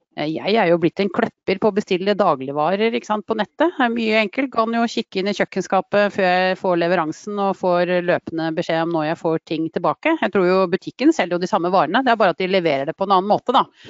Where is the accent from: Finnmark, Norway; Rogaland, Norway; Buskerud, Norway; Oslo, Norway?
Buskerud, Norway; Drammen; Ektefødt drammenser og lykkelig bestemor